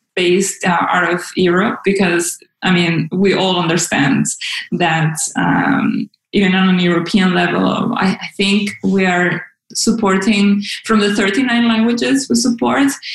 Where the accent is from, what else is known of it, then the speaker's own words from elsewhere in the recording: Caracas, Capital District, Venezuela; moved away as an adult; also born or lived in Groningen, Netherlands; now in Amsterdam, Netherlands; I am from Venezuela. I was born and raised in Caracas